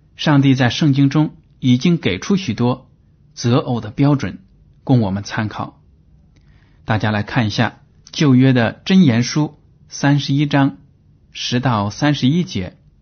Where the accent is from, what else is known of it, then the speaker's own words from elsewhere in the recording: China; 我们中国人